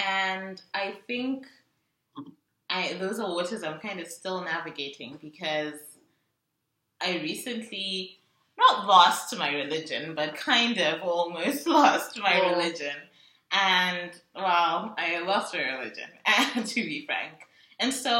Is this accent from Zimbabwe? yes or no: yes; Zimbabwe; I'm from Zimbabwe